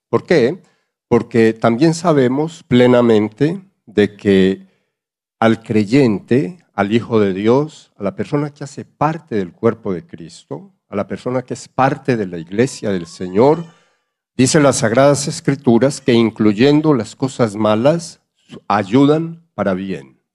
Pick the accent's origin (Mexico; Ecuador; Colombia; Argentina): Colombia; moved away; hablo como, como colombiano